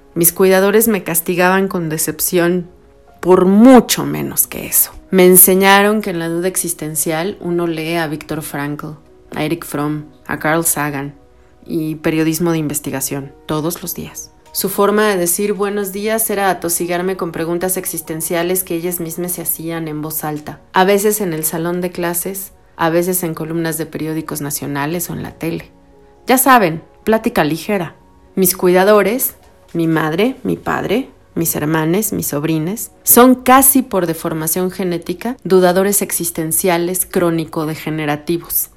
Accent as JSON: {"language": "Spanish", "region": "Mexico City", "country": "Mexico", "tie": "born or raised there", "said": "crecí en la Ciudad de México durante los años 80 en el mero cruce de insurgentes y reforma"}